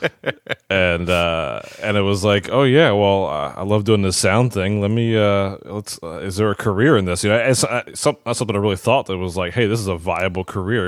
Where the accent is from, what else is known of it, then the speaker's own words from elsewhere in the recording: Maryland, United States; moved away as an adult; now in Aston, Pennsylvania, United States; I'm originally from Maryland